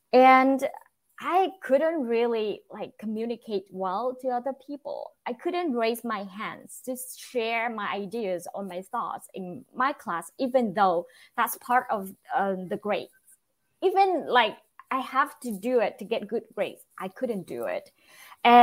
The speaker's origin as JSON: {"language": "English", "country": "Vietnam", "second_language": "English", "moved": "yes", "lives_now": "United States", "said": "I'm originally from Vietnam, but I live in the United States now."}